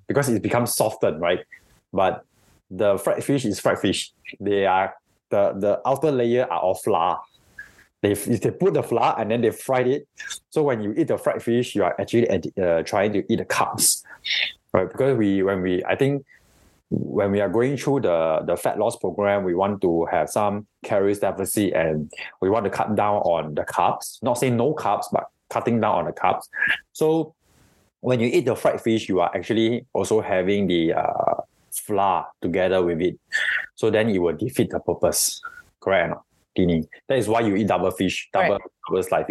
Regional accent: Singapore; we are all Singaporean here

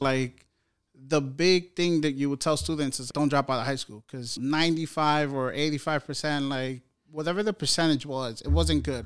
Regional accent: New York City, New York, United States; I grew up in New York City housing projects

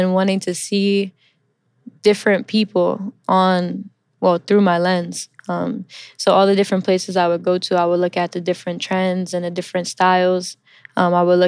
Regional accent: New York City, New York, United States; first language English; also born or lived in Milan, Italy; I'm a New York native. I'm originally from Queens, New York. I grew up here

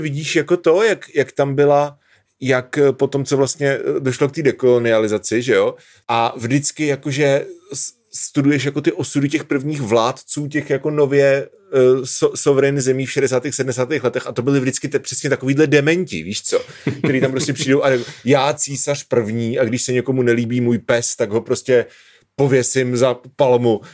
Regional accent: Svitavy, Pardubice Region, Czechia; moved away as an adult; also born or lived in Brno / Hrušovany u Brna; do světa jsme se stěhovali, až když mě byly dva roky, protože máma dostala práci ve světavské nemocnici

